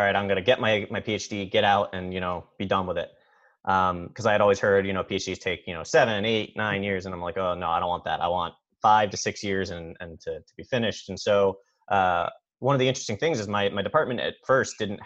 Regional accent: Philadelphia, Pennsylvania, United States; moved away; from the Philadelphia area

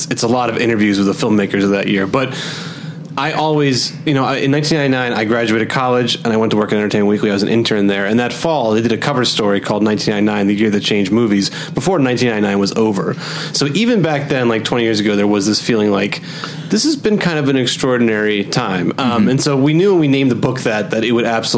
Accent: suburbs of Philadelphia, Pennsylvania, United States; moved away as an adult; also born or lived in New York City, United States; now in New York, United States; I'm from the outside, like the suburbs outside of Philadelphia, and then I grew up there

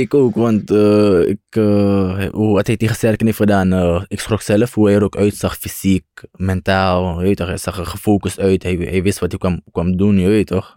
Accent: Suriname; Ik kom ook van Suriname.

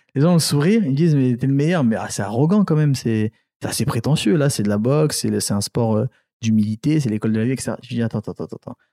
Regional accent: Angoulême, Nouvelle-Aquitaine, France; also born or lived in Cameroon / Paris; c'est là où j'ai grandi à Angoulême, noir de, la période collège, lycée, etc. J'ai grandi à Angoulême

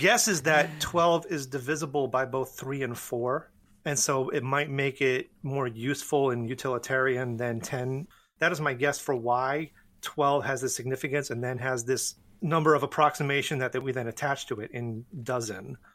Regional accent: north of Boston, New England, Massachusetts, United States; I grew up in New England. I grew up north of Boston.

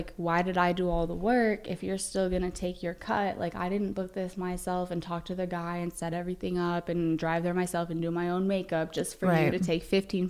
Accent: Vancouver, Washington, United States; moved away as an adult; now in Los Angeles, United States; I grew up in Vancouver, Washington.

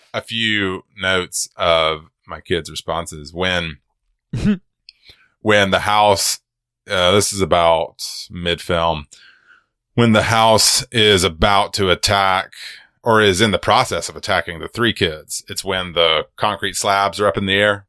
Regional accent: Georgia, United States; I'm from Georgia

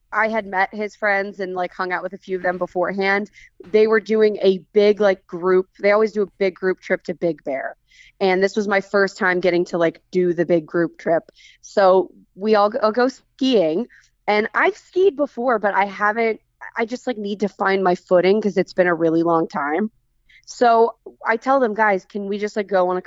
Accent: Dallas, Texas, United States; moved away as an adult; now in Los Angeles, United States; I'm originally from Dallas, Texas, but I've been out in LA for the last 8 years now

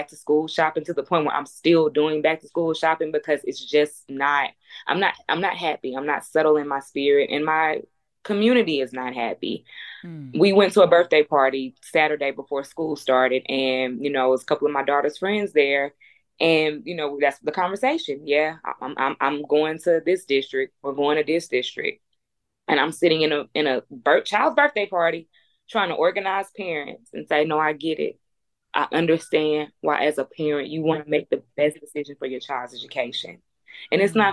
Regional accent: Houston, Texas, United States; I'm from Third Ward. I went to Jack Yates

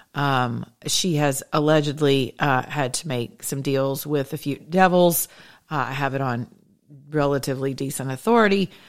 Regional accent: the South, United States; I am from the South

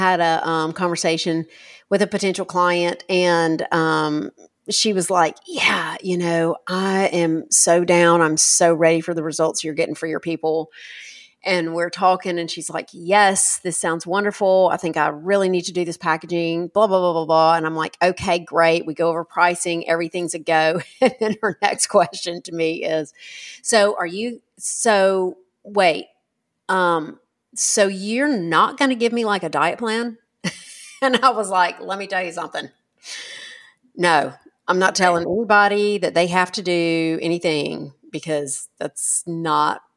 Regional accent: United States; we as an American people

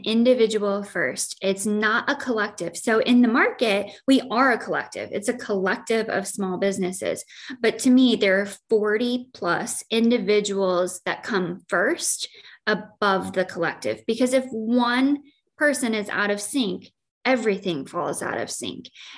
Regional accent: Joy, Illinois, United States; now in Quad Cities, United States; I grew up in Joy, Illinois

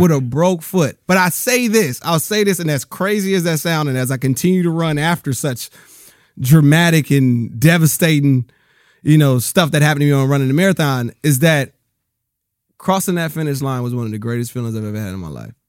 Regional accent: Rialto, California, United States; also born or lived in Bellflower, California / Compton, California; I grew up in Rialto, California

